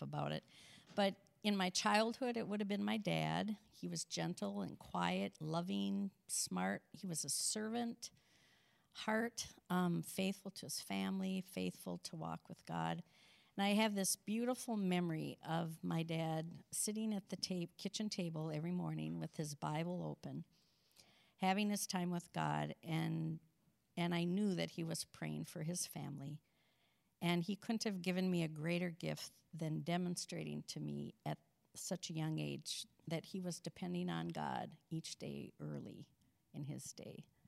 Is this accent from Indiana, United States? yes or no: no; St. Cloud, Minnesota, United States; also born or lived in Sauk Centre, Minnesota / Holdingford, Minnesota; our family moved to Saint Cloud when I was in third grade, and then I lived the rest of my youth in Saint Cloud